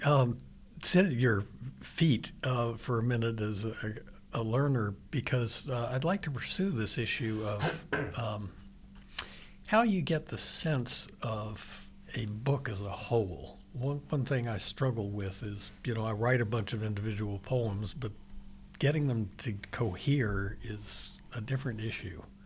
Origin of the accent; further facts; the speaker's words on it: Richmond, Virginia, United States; now in Pittsburgh, United States; I'm from Richmond, Virginia originally